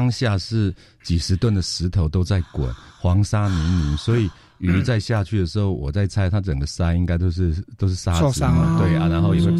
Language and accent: Chinese; Taiwan; 因为我们台湾人很聪明嘛